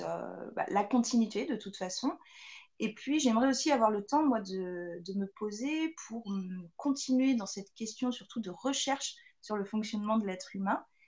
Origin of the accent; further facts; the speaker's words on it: France; chez nous, en France